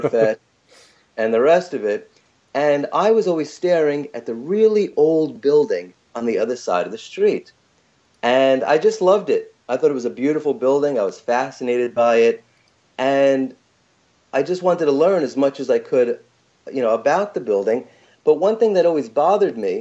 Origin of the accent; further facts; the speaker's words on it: New York City, New York, United States; growing up in New York City